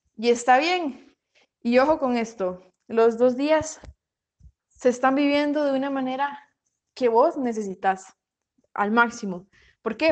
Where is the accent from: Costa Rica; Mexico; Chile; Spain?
Costa Rica; Paraíso, Cartago; soy de Costa Rica, de Paraíso de Cartago